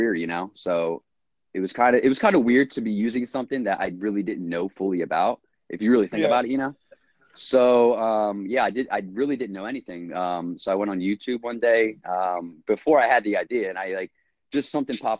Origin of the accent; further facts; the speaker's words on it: New Jersey, United States; I'm from Jersey, lived here my whole life